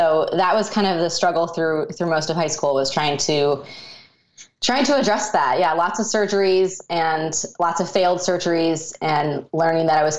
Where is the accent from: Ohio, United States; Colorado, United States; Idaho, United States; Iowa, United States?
Colorado, United States; I grew up in Colorado, and that's kind of where my childhood was.